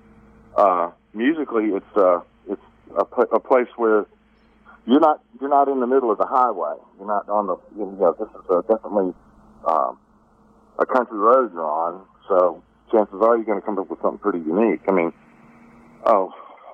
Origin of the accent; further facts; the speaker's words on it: Jackson, Mississippi, United States; I was raised Catholic in Jackson